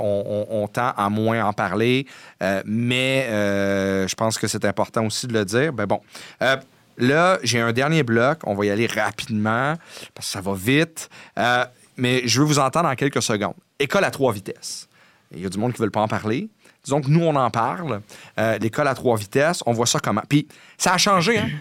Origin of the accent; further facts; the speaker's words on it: Montreal, Quebec, Canada; j'ai grandi dans la Côte des Neiges.